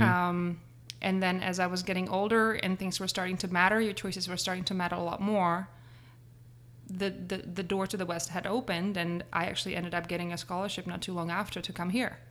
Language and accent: English; Prague, Czechia; moved away as an adult; grew up in Prague.